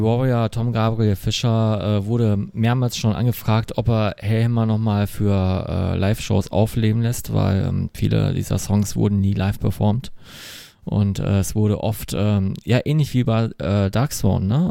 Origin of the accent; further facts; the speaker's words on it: Essen, North Rhine-Westphalia, Germany; ist ja auch direkt meine Heimatstadt